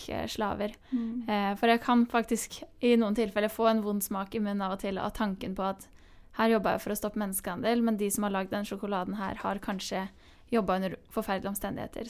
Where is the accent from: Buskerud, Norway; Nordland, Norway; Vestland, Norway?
Buskerud, Norway; Hemsedal; i Hemsedal, der jeg kommer fra, liten bygd i, mm. i Norge